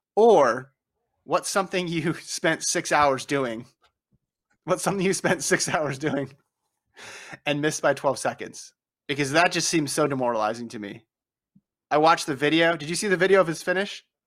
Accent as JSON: {"language": "English", "region": "Nevada", "country": "United States", "tie": "born or raised there", "said": "I grew up in Nevada, we say it Nevada"}